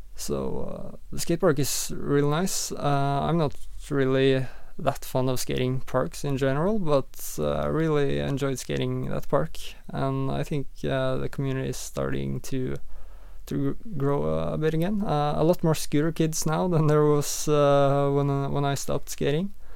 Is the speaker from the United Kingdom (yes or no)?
no; Sandefjord, Vestfold, Norway; I grew up in uh, in Sandefjord, uh, currently where I'm living as well, uh, in in Norway